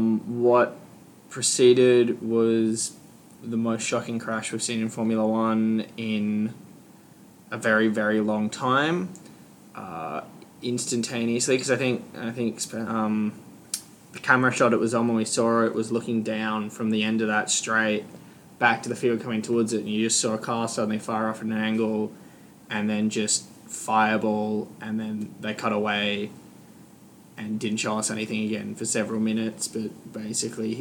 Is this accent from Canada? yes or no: no; Queensland, Australia; We're all from Queensland.